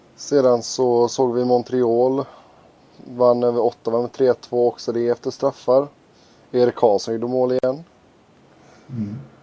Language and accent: Swedish; Gothenburg, Västra Götaland, Sweden; som göteborgare